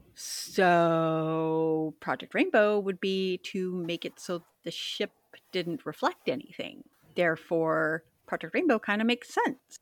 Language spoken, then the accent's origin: English; Pacific Northwest, United States; Growing up in the Pacific Northwest